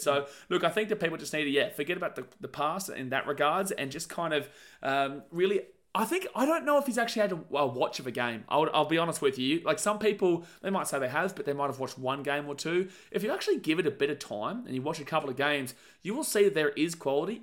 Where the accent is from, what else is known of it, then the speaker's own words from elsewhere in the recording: Gold Coast, Queensland, Australia; We're from the Gold Coast. This is where our family lives. This is where we live